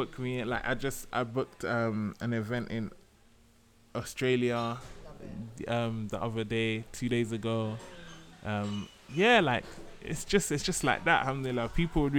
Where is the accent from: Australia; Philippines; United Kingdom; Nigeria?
United Kingdom; London; growing up in London